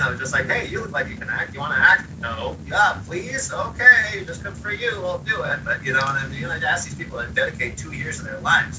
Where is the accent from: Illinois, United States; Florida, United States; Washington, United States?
Washington, United States; Seattle; growing up in Seattle